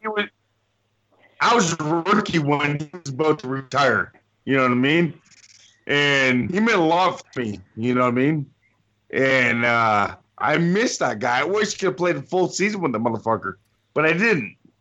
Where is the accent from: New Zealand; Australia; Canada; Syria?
Canada; Windsor, Ontario; my hometown, Windsor, Ontario